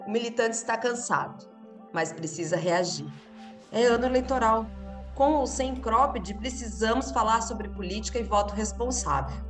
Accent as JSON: {"language": "Portuguese", "town": "Curitiba", "region": "Paraná", "country": "Brazil", "tie": "born or raised there", "also_born_or_lived": "São Paulo", "moved": "as an adult", "lives_now": "Curitiba, Brazil", "said": "eu fui criada no Sul"}